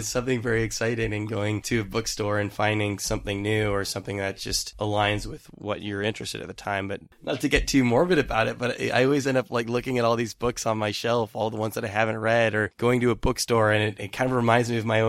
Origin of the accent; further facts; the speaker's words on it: Fremont, California, United States; also born or lived in Queens, New York; now in New York, United States; Growing up in Fremont, I would have to go to, you know, Berkeley, go to San Francisco, to these bookstores, to these record stores to find out about it.